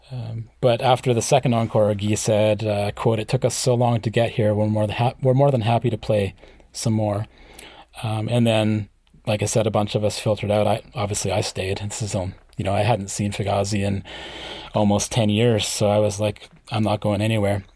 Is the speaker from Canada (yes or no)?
yes; small town five hours north of Vancouver, British Columbia, Canada; I live in a small town that's about five hours north of Vancouver